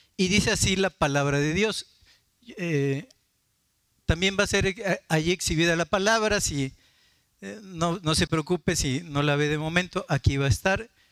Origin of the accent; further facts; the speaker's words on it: Martínez de la Torre, Veracruz, Mexico; una familia muy querida de Martínez de la Torre, de mi pueblo